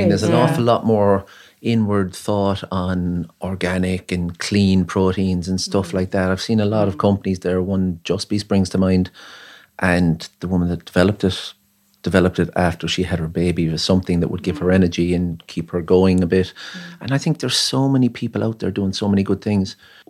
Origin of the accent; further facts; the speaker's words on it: Ennis, County Clare, Ireland; now in Cork, Ireland; Well, I'm from Ennis and I moved to Cork 20 years ago.